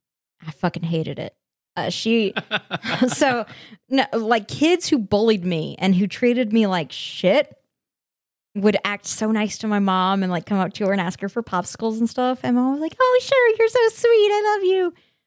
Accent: Colorado, United States; growing up in Colorado.

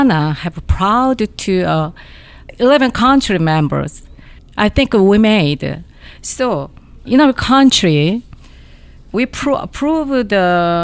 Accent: South Korea; I'm from Korea.

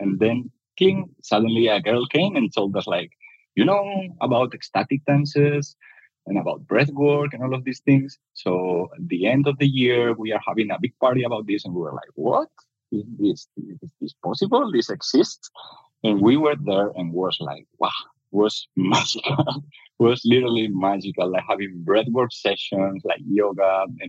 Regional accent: Spain; I'm from Spain, but I've been my whole life like traveling. My parents were traveling a lot through Spain because my dad was a builder.

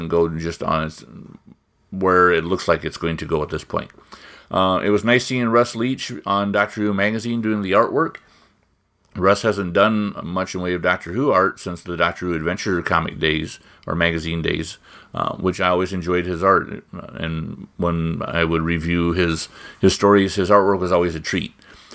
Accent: Midwest, United States; I'm from the Midwest

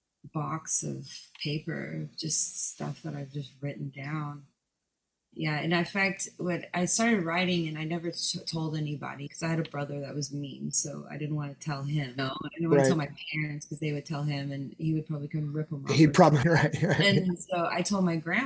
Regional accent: Dallas, Texas, United States; now in Long Beach, United States; I grew up in Dallas

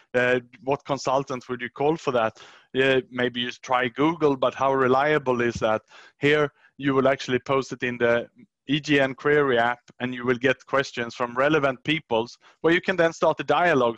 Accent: Sweden; English is a second language; moved away as an adult; also born or lived in Australia / Southeast Asia; I was born in Sweden, 75, and then I worked worked and studied in Sweden until I was about 23 years old

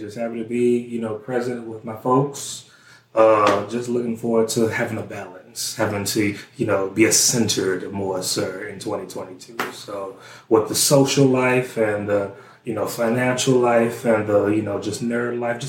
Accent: Central, Louisiana, United States; also born or lived in Baton Rouge, Louisiana; See, not born and raised in Baton Rouge, Louisiana for the first 6 years, and then moved to Central, a suburb of Baton Rouge, and from there, that's where I've been the whole time.

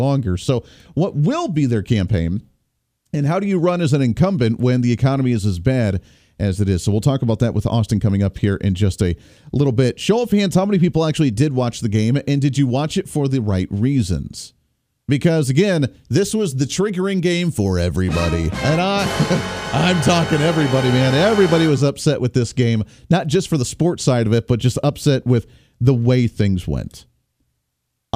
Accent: Kansas, United States; I'm come from Kansas as well

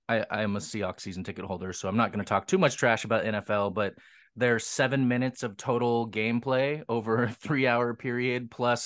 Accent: Seattle, Washington, United States; Yeah, so I grew up in Seattle. I grew up an indie kid because other than …, there wasn't a lot of punk coming out of here.

